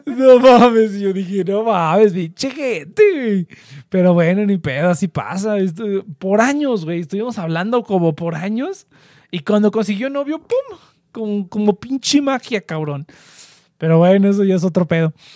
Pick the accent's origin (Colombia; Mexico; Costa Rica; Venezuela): Mexico; central Mexico; accent: cantadito (del centro); Yo siempre que voy al norte, me están buleando y buleando por el acento